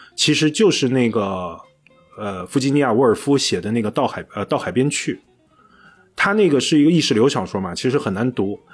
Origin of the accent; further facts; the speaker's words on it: China; 尤其我们中国人这种，你想起爸爸永远都是朱自清的背影